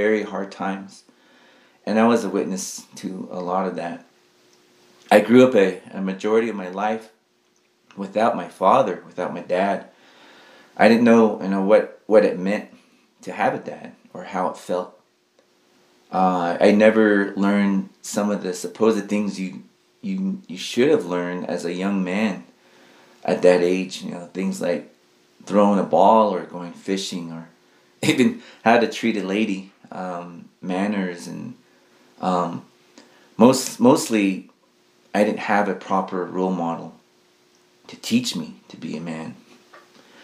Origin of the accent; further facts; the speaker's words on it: Tonalea, Arizona, United States; also born or lived in Red Lake, Arizona; now in Tuba City, United States; I'm from Tonalea, Arizona